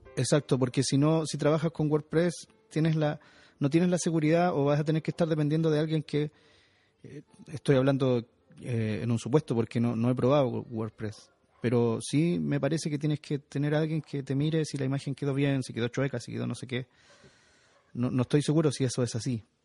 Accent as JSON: {"language": "Spanish", "country": "Chile", "also_born_or_lived": "Santiago", "said": "yo soy chileno, vivo en Santiago de Chile"}